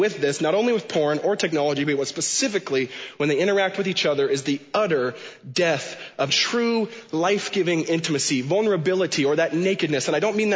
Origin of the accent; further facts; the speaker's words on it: Washington, United States; home where I was born and raised in Washington State